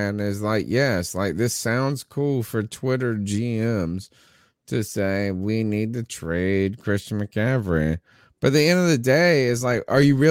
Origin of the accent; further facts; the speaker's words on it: North Carolina, United States; I'm East Coast. I'm from North Carolina, but my mom's from Queens